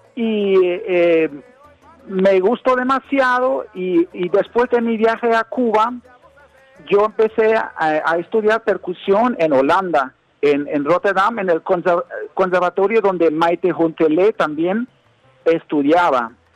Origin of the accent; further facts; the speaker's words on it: Berlin, Germany; Spanish is a second language; yo soy alemán, yo soy un, músico eh, de Alemania. Yo nací en, Berlín, en Alemania.